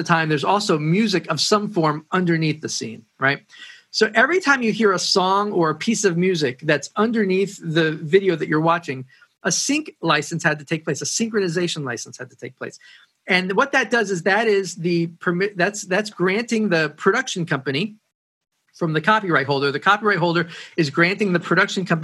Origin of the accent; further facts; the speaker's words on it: Woodstock, New York, United States; moved away; also born or lived in Nashville; I grew up in Woodstock, and I started in studios when I was a teenager.